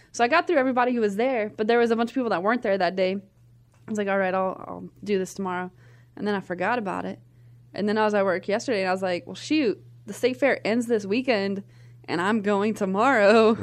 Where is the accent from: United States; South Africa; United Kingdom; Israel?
United States; Nashville, Tennessee; I'm from Nashville, Tennessee, grew up there